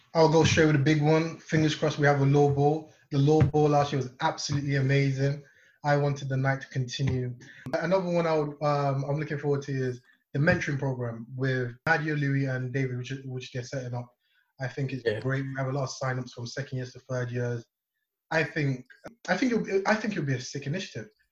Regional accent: Nigeria; now in Leeds, United Kingdom; I am from Nigeria

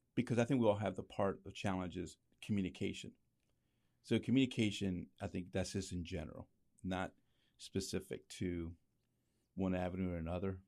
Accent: Lancaster, Pennsylvania, United States; also born or lived in New York; I was born in New York, but raised in, in Lancaster

